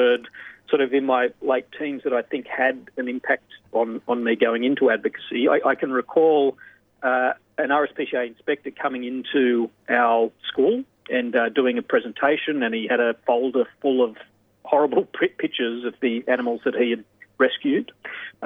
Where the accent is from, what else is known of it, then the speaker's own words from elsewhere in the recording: Coffs Harbour, New South Wales, Australia; I grew up in Coffs Harbour on the mid-north coast of New South Wales